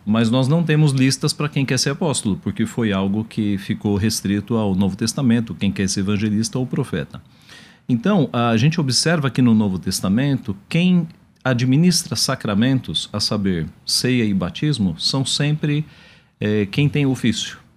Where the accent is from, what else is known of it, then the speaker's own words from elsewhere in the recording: São Paulo, Brazil; also born or lived in Ceará (family); Eu nasci em São Paulo, mas a minha família é do sertão do Ceará.